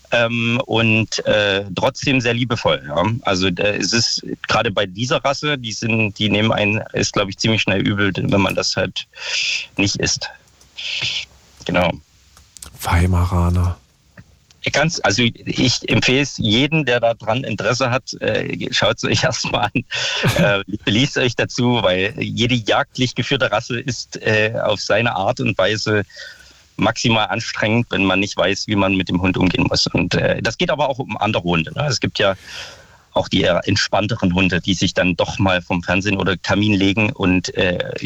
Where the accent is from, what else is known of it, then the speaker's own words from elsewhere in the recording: Saxony, Germany; now in Berlin, Germany; Das, ich komme ursprünglich aus Sachsen, da ist genau das gleiche Problem.